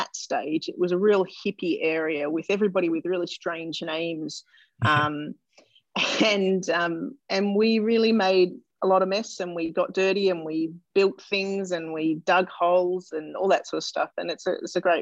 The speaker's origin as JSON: {"language": "English", "town": "Melbourne", "region": "Victoria", "country": "Australia", "tie": "born or raised there", "said": "I was born in Melbourne and I grew up in suburban Melbourne, northern suburbs"}